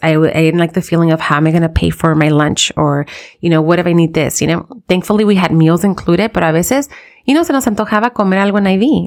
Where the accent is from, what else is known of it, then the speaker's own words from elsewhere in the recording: United States; we live in the U S, we're American in a sense, right? We're, we're born here